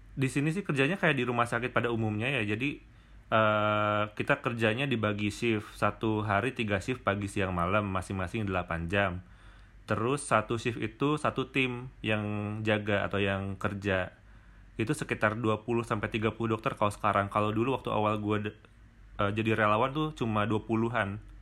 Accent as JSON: {"language": "Indonesian", "town": "Bandung", "region": "West Java", "country": "Indonesia", "also_born_or_lived": "Maumere", "said": "gue asal dari Bandung"}